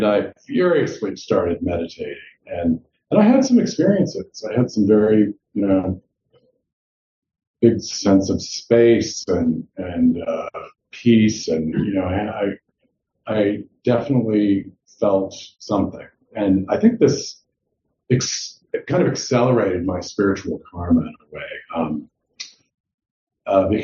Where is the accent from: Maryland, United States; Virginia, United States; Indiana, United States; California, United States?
Indiana, United States; I grew up in Indiana